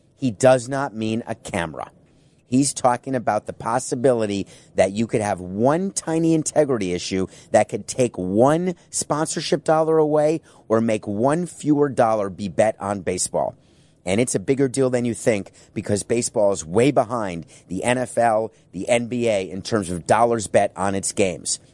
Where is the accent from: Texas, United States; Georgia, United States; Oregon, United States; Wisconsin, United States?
Wisconsin, United States; Milwaukee; now in Fort Lauderdale, United States; I was born in Milwaukee